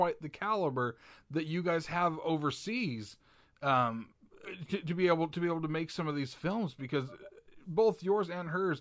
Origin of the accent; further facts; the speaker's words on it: Utah, United States; I grew up in Utah, and I came from a family of 4 people